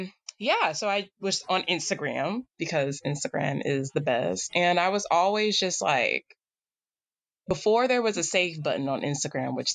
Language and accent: English; New York City, New York, United States; moved away; also born or lived in Boston; I was born and raised in Staten Island, New York